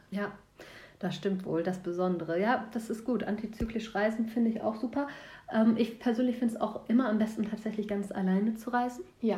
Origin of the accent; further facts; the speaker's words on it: Germany